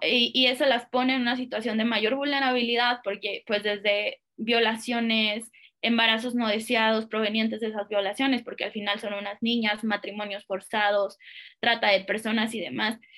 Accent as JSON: {"language": "Spanish", "town": "Guadalajara", "region": "Jalisco", "country": "Mexico", "said": "Yo soy de Guadalajara"}